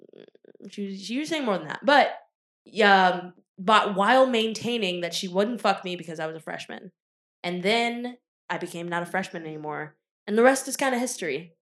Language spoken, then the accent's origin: English; Richmond, Virginia, United States; me growing up in Richmond, Virginia